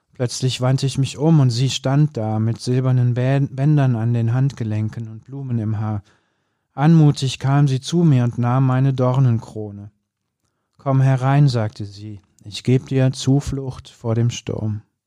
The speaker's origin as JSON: {"language": "German", "area": "Bergisches Land", "region": "North Rhine-Westphalia", "country": "Germany", "tie": "born or raised there", "said": "ich bin ja im Bergischen Land äh, groß geworden, am Ende der Welt"}